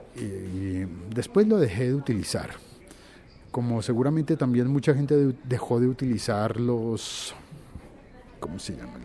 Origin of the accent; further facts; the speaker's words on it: Colombia; en mi país